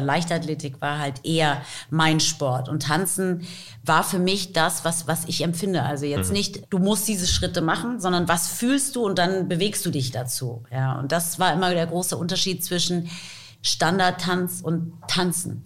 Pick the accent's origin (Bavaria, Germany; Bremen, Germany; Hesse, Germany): Hesse, Germany; Taunus; first language English and German; now in Frankfurt, Germany; ich bin im Taunus aufgewachsen